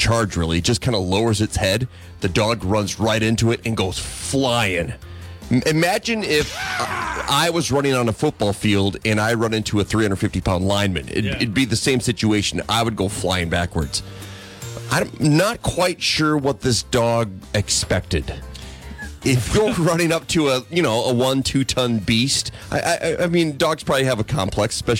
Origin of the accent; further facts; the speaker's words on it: Waukon, Iowa, United States; growing up in Waukon, the northeast corner of the state, we bordered Minnesota and Wisconsin